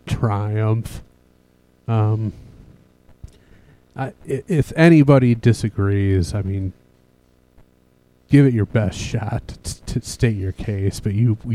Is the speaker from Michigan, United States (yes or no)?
yes; Detroit, Michigan, United States; moved away; also born or lived in Chicago; I'm from Detroit